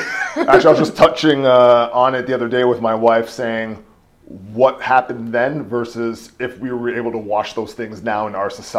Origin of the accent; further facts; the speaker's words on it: Hamilton, Ontario, Canada; I think my life went in different phases. So growing up in Hamilton, it was all East Coast for me.